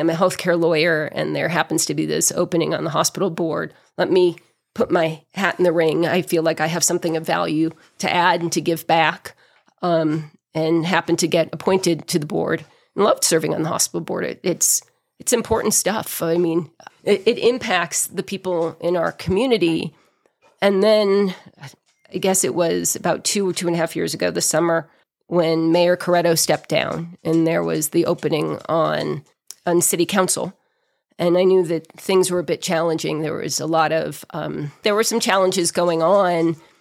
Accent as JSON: {"language": "English", "area": "outside of Boston", "region": "Massachusetts", "country": "United States", "tie": "born or raised there", "also_born_or_lived": "New Hampshire / Los Angeles, United States", "moved": "as an adult", "lives_now": "Big Bear Lake, United States", "said": "I was born and raised outside of Boston and spent my childhood in small towns in New England"}